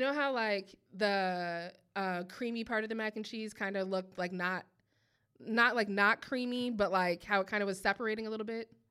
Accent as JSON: {"language": "English", "region": "Midwest", "country": "United States", "said": "I'm from the Midwest"}